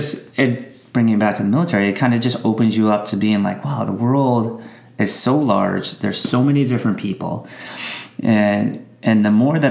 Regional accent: United States; an American citizen traveling to other countries

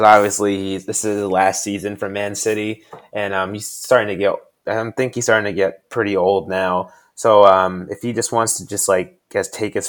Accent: United States; as an American

